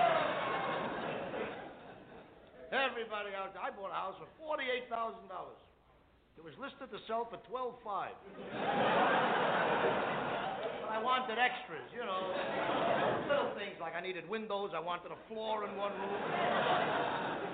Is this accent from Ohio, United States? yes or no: no; New York City, New York, United States; I come from the Lower East Side of New York.